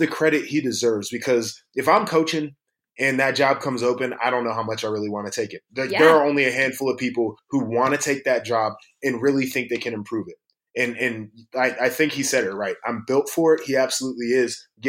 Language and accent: English; Nashville, Tennessee, United States; I was born in Nashville.